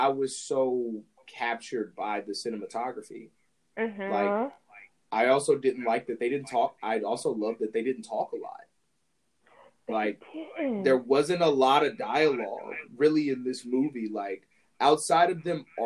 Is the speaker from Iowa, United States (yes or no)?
no; Alabama, United States; also born or lived in Mississippi; I was born in Mississippi and I'm raised in Alabama